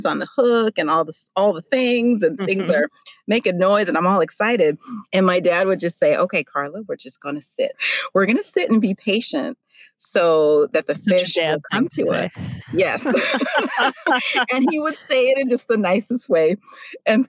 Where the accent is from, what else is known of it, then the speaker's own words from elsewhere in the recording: North Dakota, United States; I grew up actually in North Dakota